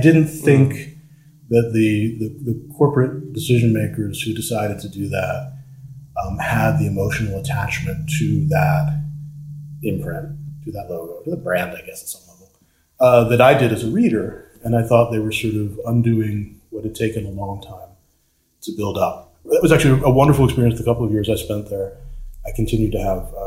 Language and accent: English; New York City, New York, United States; moved away; I'm a New Yorker originally. I'd moved back to New York City